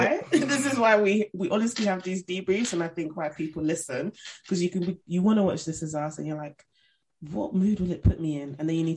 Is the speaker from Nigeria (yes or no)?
yes; Nigeria; And it was nice to have a break from just being so Nigerian, you know. I love my people, but my God.